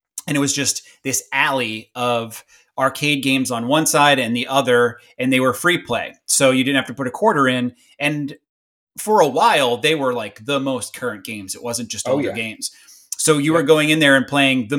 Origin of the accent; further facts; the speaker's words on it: Long Island, New York, United States; growing up on Long Island